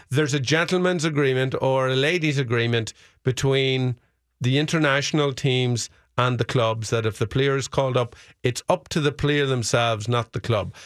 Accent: Fermanagh, Northern Ireland, United Kingdom; my hometown team, Fermanagh

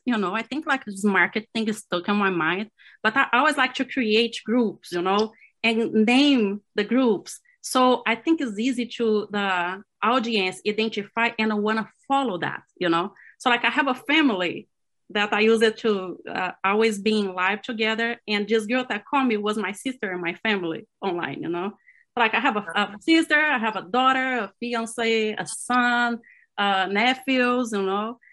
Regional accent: Brazil; English is a second language; moved away as an adult; also born or lived in Cleveland; now in Florida, United States; directly from Florida right now, but I'm from Brazil.

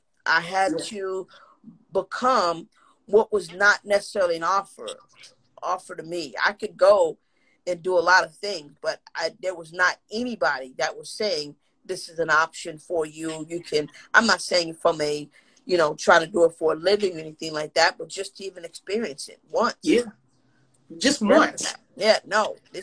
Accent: New York City, New York, United States; I come from, you know, projects. I come from Lafayette Gardens. I come from Bed-Stuy

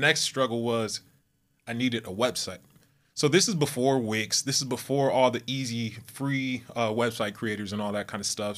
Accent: Southern California, United States; moved away as an adult; now in Texas, United States; I'm from California, Southern California, mm-hmm. uh, born and raised, and now I am located in Texas

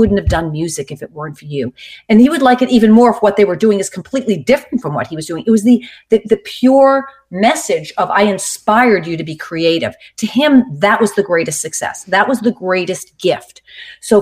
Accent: Boston, Massachusetts, United States; I come from Boston where my family's like really into sports

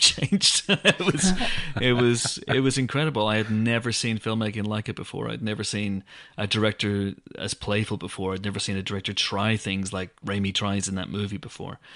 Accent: Banbridge, Northern Ireland, United Kingdom; my hometown of Banbridge in Northern Ireland

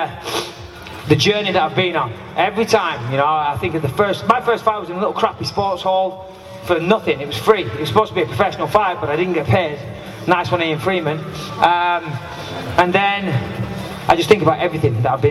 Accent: Clitheroe, North West England, United Kingdom; I'm from just down the road, I'm from Clitheroe

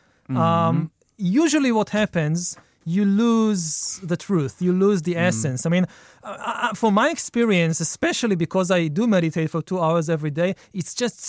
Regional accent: Israel; Israel, yeah.

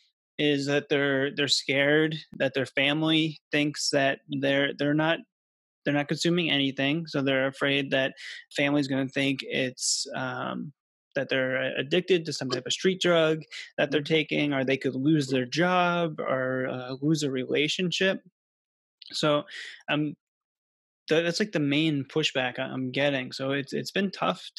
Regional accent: Massachusetts, United States; I was from Massachusetts

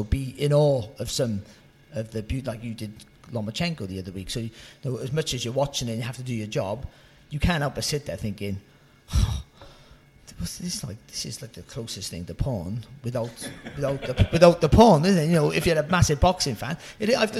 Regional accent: Cardiff, Wales, United Kingdom; moved away; I'm from a Cardiff. I've lived up in sort of this area for 20 years now, but I'm a Cardiff boy and I haven't lost my accent one bit

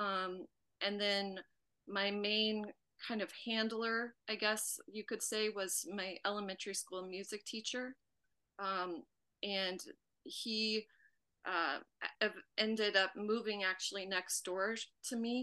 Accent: Vail, Colorado, United States; I grew up in Vail, Colorado

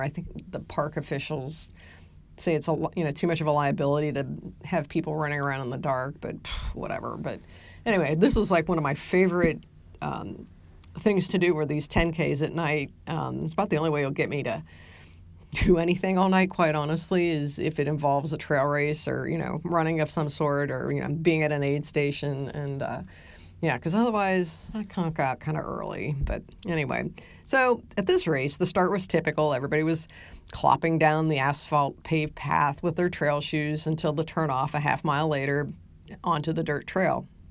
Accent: Ohio, United States; now in San Antonio, United States; growing up in Ohio

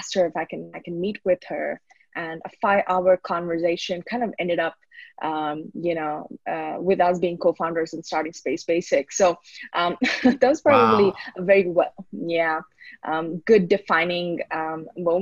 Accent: Bangalore, Karnataka, India; also born or lived in Sydney, Australia; So I grew up in Bangalore. I did my schooling here, born and brought up, and I moved overseas.

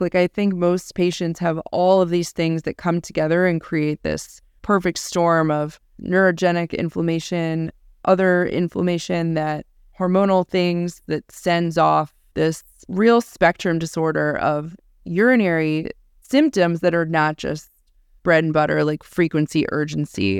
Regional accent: Pittsburgh, Pennsylvania, United States; I was born in Pittsburgh, Pennsylvania

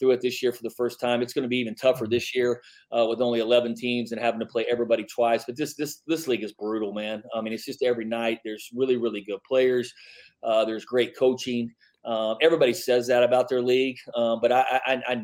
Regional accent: Midland, Texas, United States; now in El Paso, United States; I grew up in Midland, and when I grew up, it was kind of the Billy Gillespie, the Doc Sadler, the Tony Barbie days

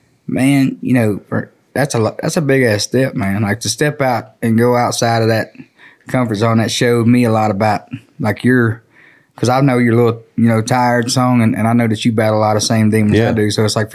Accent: on the border of Texas, Louisiana, United States; I'm from Louisiana on the border of Texas, my daddy's family's from San Antonio, Texas, and all over there. So I was kind of dropped off right there on the river in Louisiana.

